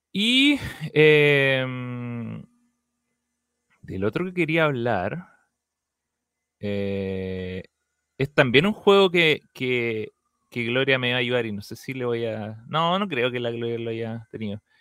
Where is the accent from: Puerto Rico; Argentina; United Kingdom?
United Kingdom; England; Y, pero yo no he leído ninguna de las cartas, y eso que yo soy inglés.